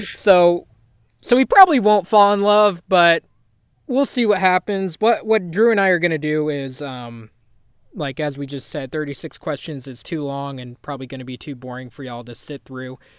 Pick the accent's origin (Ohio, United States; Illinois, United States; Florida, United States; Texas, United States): Texas, United States; as a Texan